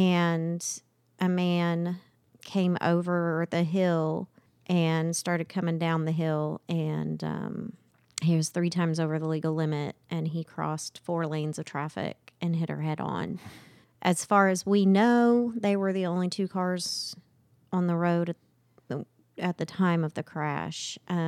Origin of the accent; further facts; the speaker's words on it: Edmond, Oklahoma, United States; I am from Edmond, Oklahoma.